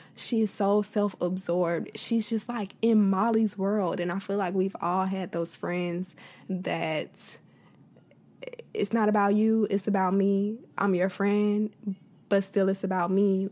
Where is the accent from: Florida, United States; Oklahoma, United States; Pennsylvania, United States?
Florida, United States; I'm from Florida